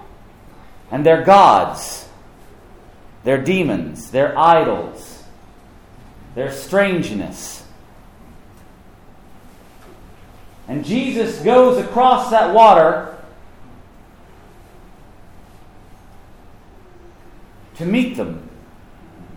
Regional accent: Knoxville, Tennessee, United States; moved away as an adult; also born or lived in South Carolina; Knoxville's my hometown. I'm an East Tennessean

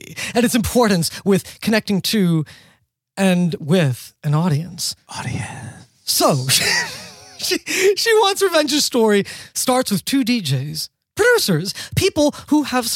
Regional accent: New York City, New York, United States; I'm from New York City, born and raised.

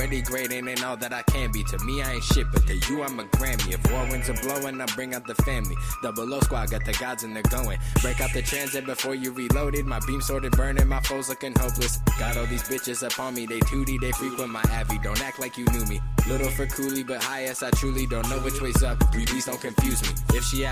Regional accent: New York City, New York, United States; also born or lived in Queens; originally I was born in Brooklyn

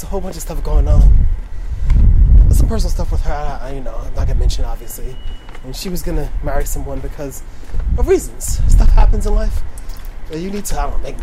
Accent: New York, United States

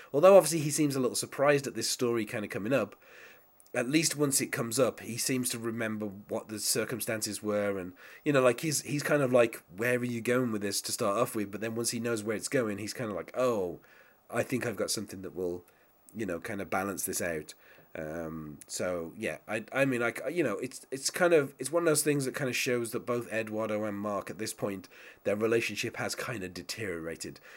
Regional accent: England, United Kingdom; as an Englishman myself

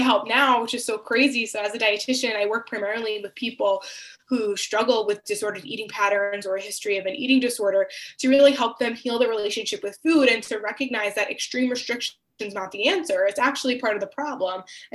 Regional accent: Long Island, New York, United States; I grew up on Long Island, New York, and in a very loving Greek and Italian family

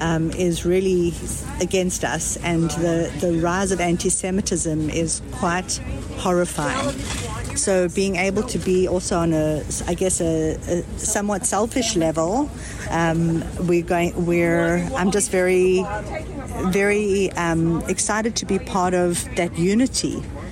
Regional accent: South Africa; now in Canada; I immigrated from South Africa, from an apartheid state, to a place that I knew right from wrong.

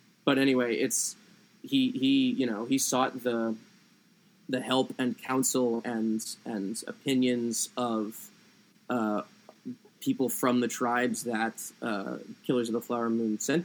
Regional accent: Doylestown, Pennsylvania, United States; now in Massachusetts, United States; I grew up in Doylestown, Pennsylvania. I'm currently in Massachusetts

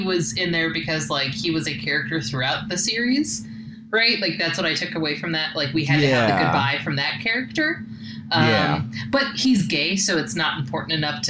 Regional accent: Los Angeles, California, United States; moved away; I am originally from Southern California and the Los Angeles area

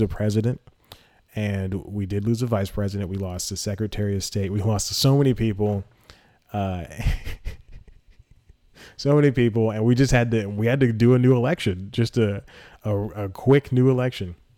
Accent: Georgia, United States; accent: Georgia; I was born and raised in Georgia

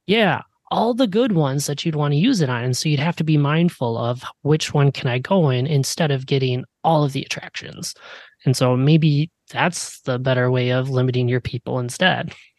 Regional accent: Midwest, United States; growing up in the Midwest, I was a big Six Flags person

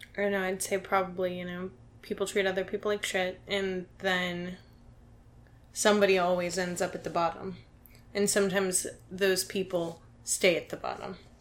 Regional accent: Dayton, Ohio, United States; I'm from Dayton, Ohio

